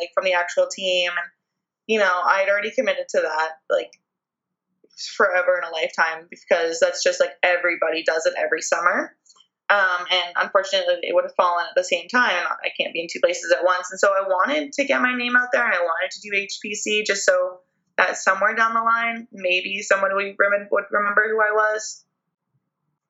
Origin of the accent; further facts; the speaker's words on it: Canada; being Canadian